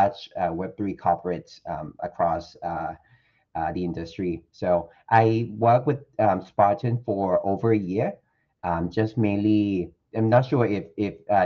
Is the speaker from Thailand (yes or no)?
yes; Thailand; I'm 100% Thai, by the way, born and raised in Thailand.